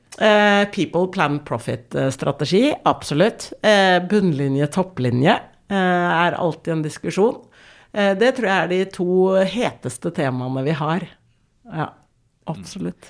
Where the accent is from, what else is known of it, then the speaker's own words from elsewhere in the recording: Oslo, Norway; vi er fra Oslo vest. Ja. Eh, men vi er jo vokst opp med en mor som er fra Israel